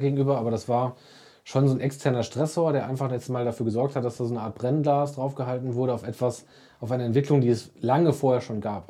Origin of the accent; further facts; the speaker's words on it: Sauerland, North Rhine-Westphalia, Germany; ich bin äh, gebürtiger Sauerländer und äh, auch immer hier gebliebener